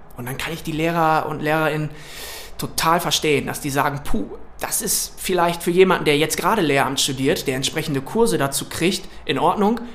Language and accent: German; Wilhelmshaven, Lower Saxony, Germany; ich komme aus Wilhelmshaven in Niedersachsen an der Nordsee